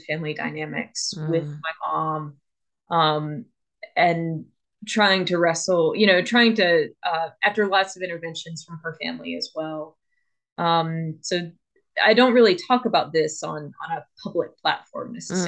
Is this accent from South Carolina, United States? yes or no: yes; Columbia, South Carolina, United States; I'm from South Carolina. I'm from the town of Columbia, which is the capital. And I grew up